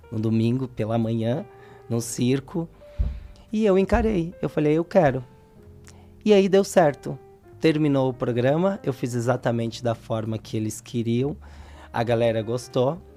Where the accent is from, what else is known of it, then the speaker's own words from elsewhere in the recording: Vitória da Conquista, Bahia, Brazil; now in São Paulo, Brazil; eu vim do estado da Bahia para São Paulo, Vitória da Conquista.